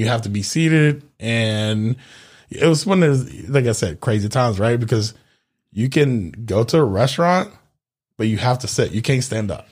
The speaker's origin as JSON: {"language": "English", "town": "Memphis", "region": "Tennessee", "country": "United States", "tie": "born or raised there", "also_born_or_lived": "Honduras", "moved": "as an adult", "lives_now": "Florida, United States"}